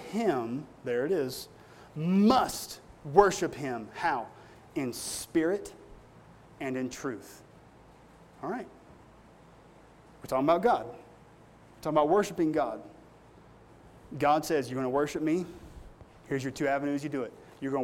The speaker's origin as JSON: {"language": "English", "region": "Appalachia", "country": "United States", "said": "I come from the Appalachian Mountains"}